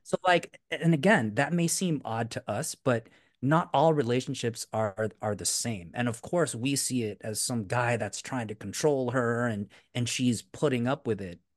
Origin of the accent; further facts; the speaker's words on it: Philippines; I'm Filipino